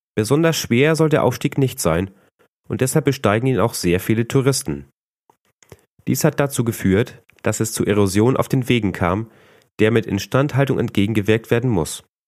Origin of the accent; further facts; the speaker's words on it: Northern Germany, Germany; als Norddeutscher neigt man doch sehr zum Nuscheln.